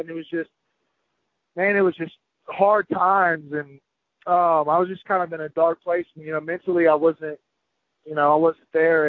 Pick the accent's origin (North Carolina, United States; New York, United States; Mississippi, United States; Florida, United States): Mississippi, United States; Biloxi; right there in my hometown in Biloxi, Mississippi